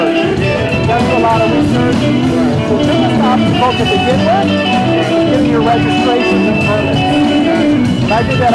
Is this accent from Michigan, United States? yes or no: yes; Detroit, Michigan, United States; I'm from Southwest Detroit. I went to Southwestern High School class of 85.